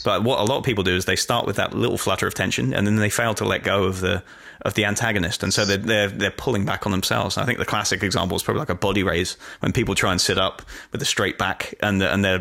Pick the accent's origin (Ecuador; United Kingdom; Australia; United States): United Kingdom; accent: English; it comes with being British.